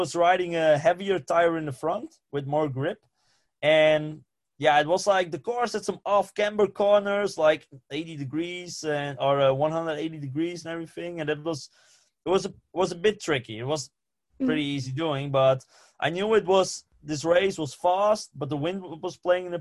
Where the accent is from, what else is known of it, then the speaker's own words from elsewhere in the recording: Friesland, Netherlands; first language West Frisian; English is a second language; I grew up in Friesland, where they speak a completely different language.